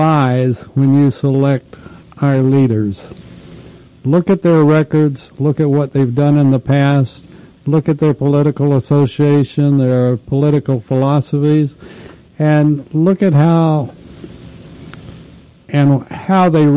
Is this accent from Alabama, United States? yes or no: no; Texas, United States; my home state, Texas